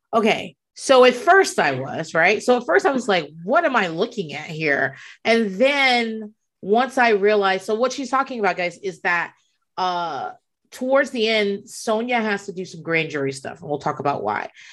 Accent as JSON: {"language": "English", "region": "southeastern Virginia", "country": "United States", "tie": "born or raised there", "said": "I grew up in um, southeastern Virginia"}